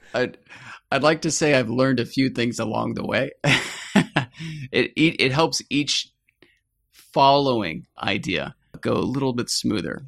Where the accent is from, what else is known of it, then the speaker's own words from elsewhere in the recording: Atlanta, Georgia, United States; I grew up in the suburbs of Atlanta, Georgia